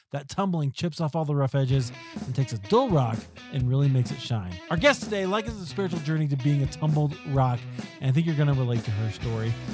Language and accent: English; Iowa, United States; I grew up in Iowa